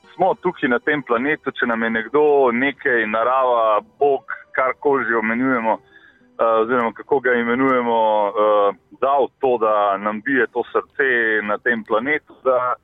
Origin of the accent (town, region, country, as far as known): Slovenia